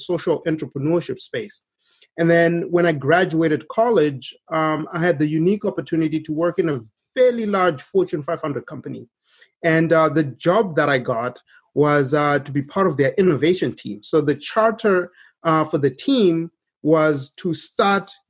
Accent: Zimbabwe; moved away as an adult; now in United States; we were growing up in Zimbabwe, we did witness firsthand a lot of poverty

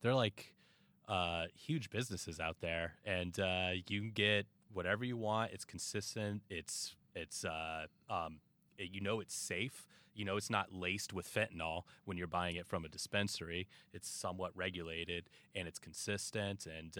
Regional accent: Colorado, United States; I'm from Colorado.

